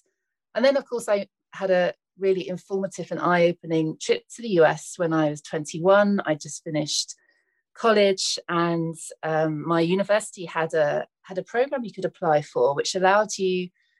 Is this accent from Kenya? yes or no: no; United Kingdom; Hi, I'm a British woman. I'm really interested in exploring the US.